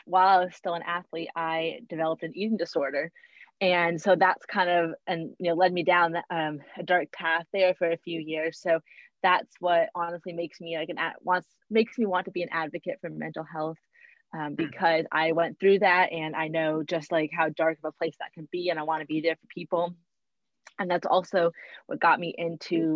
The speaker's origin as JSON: {"language": "English", "region": "Texas", "country": "United States", "said": "I'm from Texas."}